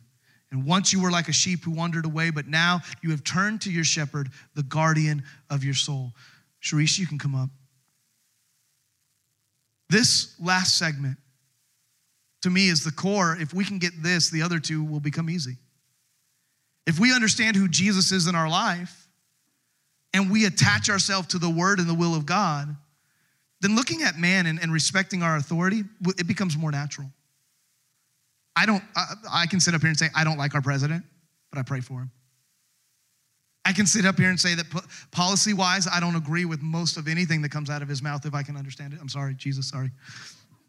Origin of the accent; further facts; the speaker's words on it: United States; as an American